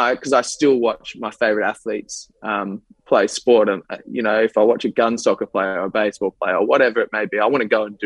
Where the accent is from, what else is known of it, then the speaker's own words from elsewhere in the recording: Australia; we as Australian cricketers